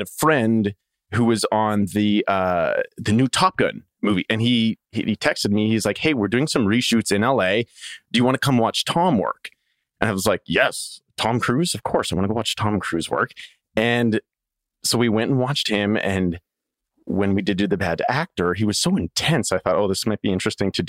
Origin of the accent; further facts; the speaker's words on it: Saskatchewan, Canada; moved away; my hometown is 500 people, a little small farming community in Saskatchewan, Canada.